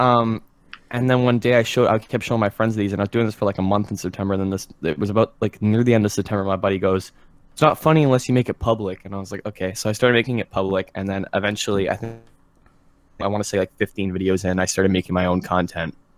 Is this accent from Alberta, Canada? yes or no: no; Ontario, Canada; I'm from Canada. I'm from Ontario